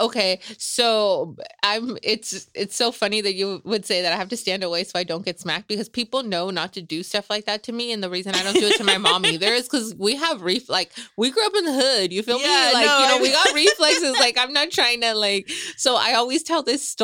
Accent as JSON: {"language": "English", "town": "Salinas", "region": "California", "country": "United States", "tie": "born or raised there", "also_born_or_lived": "Los Angeles", "moved": "as an adult", "said": "I grew up in East Salinas."}